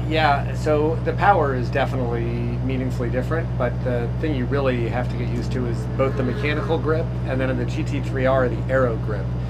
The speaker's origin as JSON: {"language": "English", "town": "Middleburg", "region": "Virginia", "country": "United States", "said": "Northern Virginia, uh, a little town called Middleburg"}